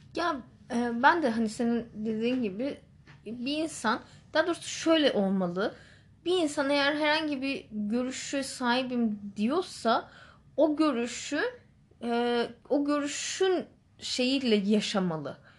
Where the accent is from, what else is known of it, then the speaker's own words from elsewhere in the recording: Istanbul, Turkey; moved away; also born or lived in Northern Cyprus; ben İstanbulluyum